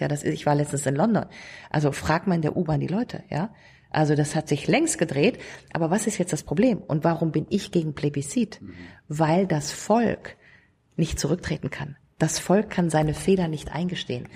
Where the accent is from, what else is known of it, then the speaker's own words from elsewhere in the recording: Rhineland, Germany; da, wo ich herkomme, nämlich Rheinland